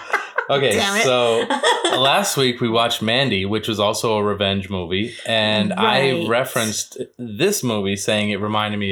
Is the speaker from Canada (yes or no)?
no; East Coast, United States; moved away; I'm originally from the East Coast